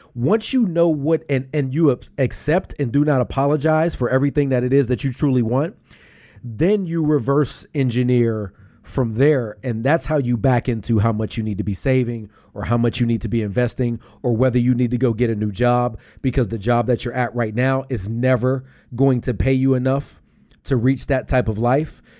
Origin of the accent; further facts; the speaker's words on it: Pittsburgh, Pennsylvania, United States; now in Philadelphia, United States; I'm from Pittsburgh.